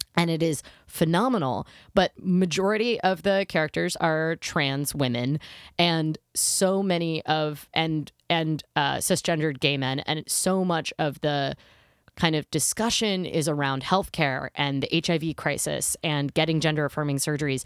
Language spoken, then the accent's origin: English; United States; as an American who at the time didn't have health insurance